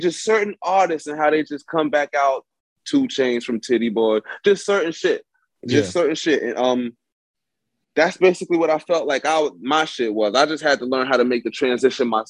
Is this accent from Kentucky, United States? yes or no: no; New York City, New York, United States; growing up in Bed-Stuy, Brooklyn